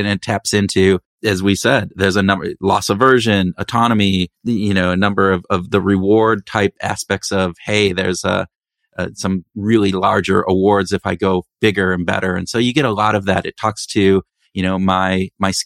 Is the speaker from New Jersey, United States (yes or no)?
no; Minnesota, United States; we are from Minnesota, Minnesota nice